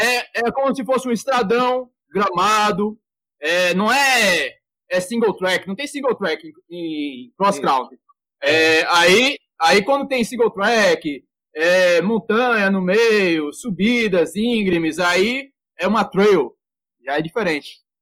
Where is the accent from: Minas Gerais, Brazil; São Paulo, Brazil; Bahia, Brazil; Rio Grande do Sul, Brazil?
Minas Gerais, Brazil; moved away; Na minha terra era chup-chup, aqui é sacolé.